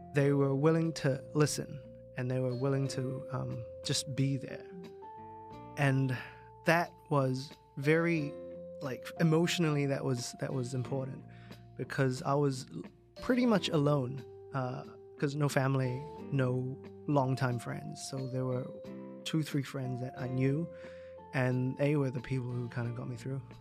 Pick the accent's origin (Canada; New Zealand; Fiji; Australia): New Zealand; moved away as an adult; now in Hong Kong; when I grew up in New Zealand, uh, uh, the only way to get around was car.